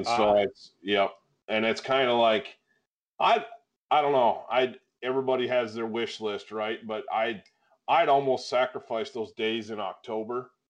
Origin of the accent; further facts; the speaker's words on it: Michigan, United States; now in Wyoming, United States; growing up in Michigan